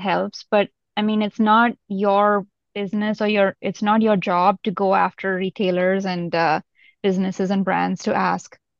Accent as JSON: {"language": "English", "country": "India", "tie": "born or raised there", "also_born_or_lived": "Europe", "moved": "yes", "lives_now": "Bay Area, United States", "said": "I grew up in India, in a very small town"}